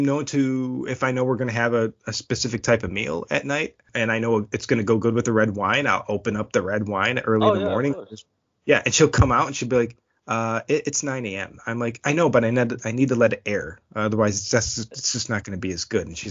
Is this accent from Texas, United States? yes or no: no; Buffalo, New York, United States; moved away; I may be born and raised in Buffalo, but I'd like to say I have 9 homes at this point because I've moved around a lot